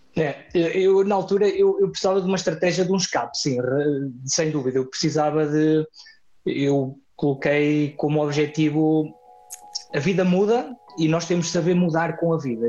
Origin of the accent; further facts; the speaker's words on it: Vagos, Centro, Portugal; also born or lived in Venezuela; now in Pico Island, Azores, Portugal; o coração vaguense que eu tenho continua a bater dessa forma, porque foram muitos anos aí